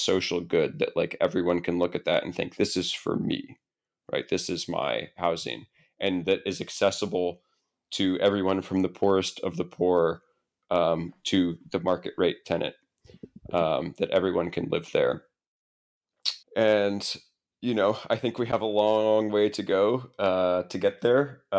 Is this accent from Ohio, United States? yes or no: yes; Columbus, Ohio, United States; I actually, I grew up in Columbus, Ohio.